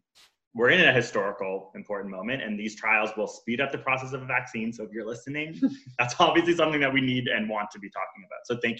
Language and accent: English; Canada; Yeah, we're Canadian, so we have universal healthcare.